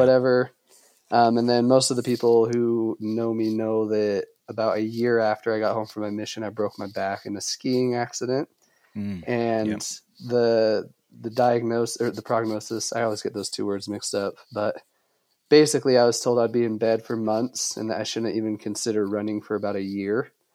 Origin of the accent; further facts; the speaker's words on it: Logan, Utah, United States; also born or lived in Denver, Colorado; This area is called Cache Valley